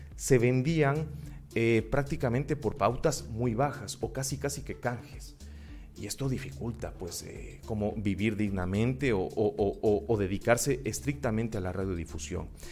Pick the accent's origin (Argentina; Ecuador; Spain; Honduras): Ecuador; Cuenca, Azuay; also born or lived in Loja, Ecuador; mi ciudad natal, en Cuenca